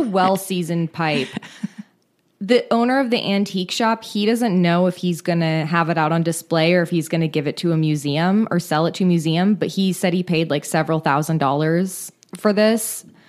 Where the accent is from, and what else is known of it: Marin County, California, United States; born or raised there